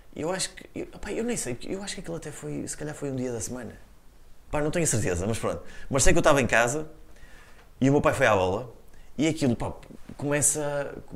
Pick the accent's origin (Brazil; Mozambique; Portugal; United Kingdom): Portugal; como portugueses